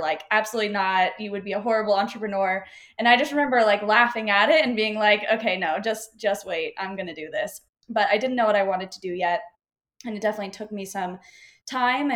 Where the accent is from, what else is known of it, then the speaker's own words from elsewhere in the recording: Florida, United States; moved away as an adult; now in Austin, United States; I'm from Florida, grew up in Florida